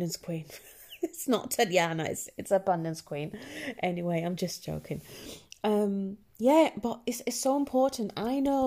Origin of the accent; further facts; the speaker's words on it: Germany; accent: German; Northern English; English is a second language; moved away as an adult; also born or lived in Northern England; now in England, United Kingdom; I was born in Germany